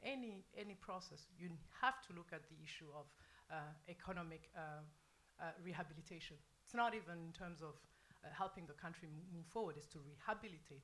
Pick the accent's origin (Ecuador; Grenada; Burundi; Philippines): Burundi; born or raised there